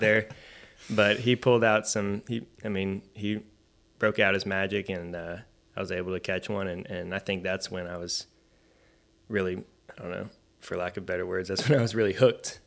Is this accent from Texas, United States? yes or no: yes; Richardson, Texas, United States; I grew up in a city called Richardson, which is about fifteen, twenty minutes north of Dallas